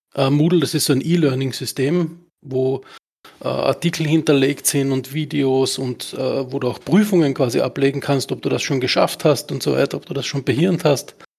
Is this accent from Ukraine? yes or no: no; Austria; bei uns in Österreich